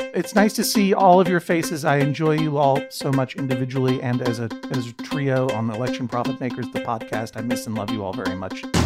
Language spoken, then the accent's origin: English; Boston, Massachusetts, United States; I'm from Boston